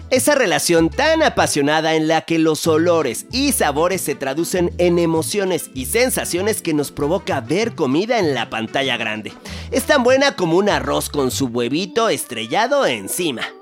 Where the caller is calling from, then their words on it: Guadalajara, Jalisco, Mexico; Hola Mariano, soy … de Guadalajara.